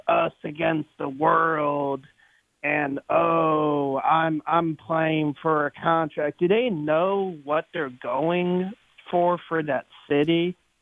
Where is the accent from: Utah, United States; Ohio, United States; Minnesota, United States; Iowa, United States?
Ohio, United States; Cleveland; now in San Diego, United States; I'm from Cleveland originally